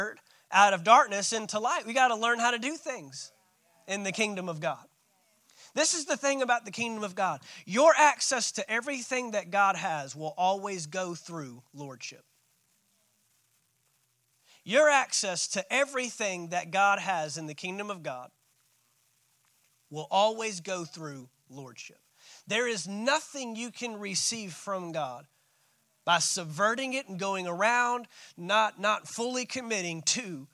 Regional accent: Fort Worth, Texas, United States; moved away; also born or lived in St. Augustine, Florida / Valdosta, Georgia; I'm a city boy, man. I'm from Fort Worth, Texas.

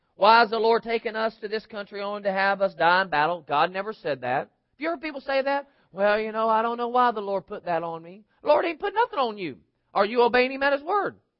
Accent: United States; they see me as an American

